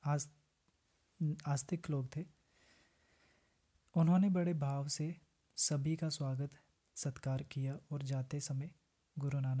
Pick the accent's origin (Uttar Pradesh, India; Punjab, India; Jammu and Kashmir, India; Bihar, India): Jammu and Kashmir, India; और मैं जम्मू कश्मीर से हूं तो ग्रेजुएशन कंप्लीट किया है अभी बीएड कर रहा हूं